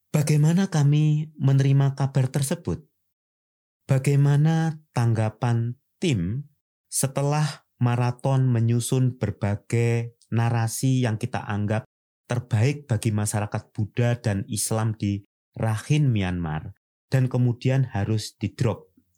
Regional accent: Indonesia; sebagai orang Nusantara

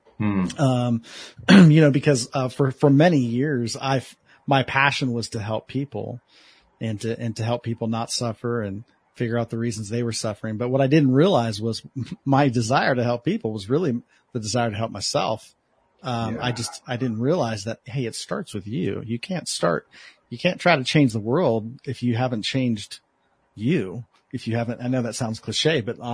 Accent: Columbus, Ohio, United States; now in Los Angeles area, United States; I'm originally from Columbus, Ohio

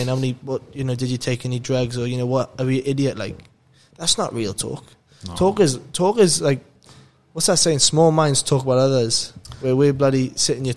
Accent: Wales, United Kingdom; moved away as an adult; now in Australia; a Welsh person that's in Australia

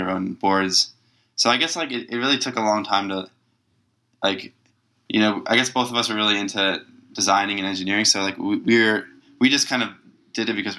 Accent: Long Island, New York, United States; I grew up in Long Island in New York

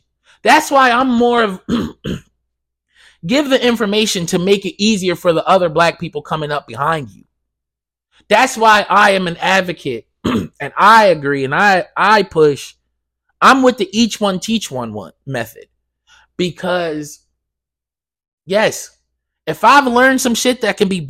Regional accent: Blackwood, New Jersey, United States; I grew up in Blackwood. And if you're from Blackwood, New Jersey

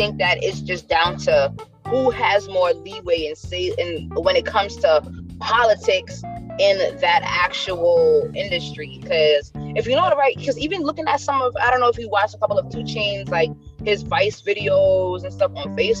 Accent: New York, United States; I'm from New York

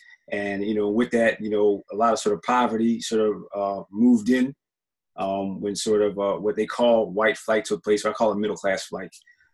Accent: Cherry Hill, New Jersey, United States; moved away as an adult; now in Camden, United States; Nah, I didn't grow up in Camden. I grew up in Cherry Hill, which is 2 miles outside of Camden. I moved here in 2000.

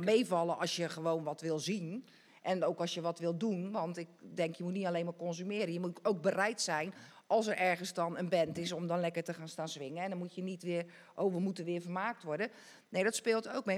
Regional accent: Dordrecht, South Holland, Netherlands; ik ken mijn jeugd hier in Dort echt als eh, ja, hartstikke leuk

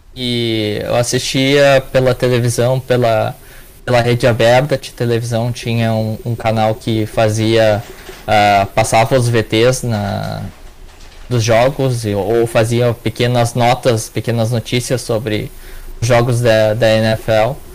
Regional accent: Porto Alegre, Rio Grande do Sul, Brazil; eu sou de Porto Alegre, capital do Rio Grande do Sul

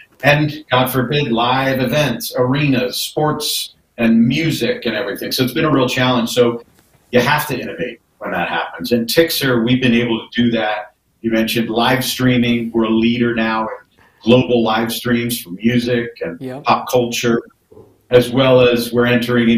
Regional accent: East Coast, United States; moved away; also born or lived in Los Angeles; I grew up on the East Coast

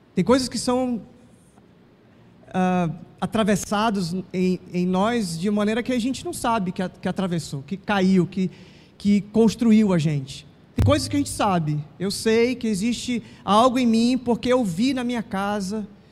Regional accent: Manaus, Amazonas, Brazil; nasci aqui em Manaus

